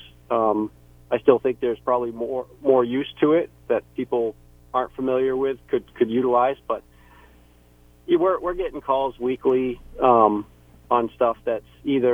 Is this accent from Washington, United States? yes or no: no; Ashland, New Hampshire, United States; moved away as an adult; also born or lived in Plymouth, New Hampshire; now in North Country, New Hampshire, United States; as a kid, I grew up in the Ashland area.